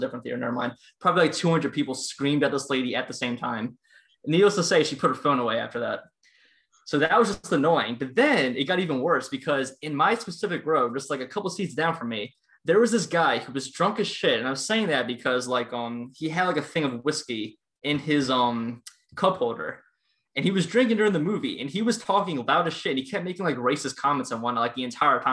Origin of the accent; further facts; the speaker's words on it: Baltimore, Maryland, United States; I'm from Baltimore